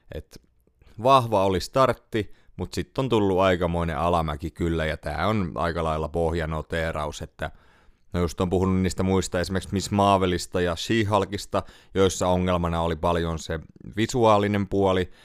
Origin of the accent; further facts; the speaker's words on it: Tampere, Pirkanmaa, Finland; Kotikaupungissani Tampereella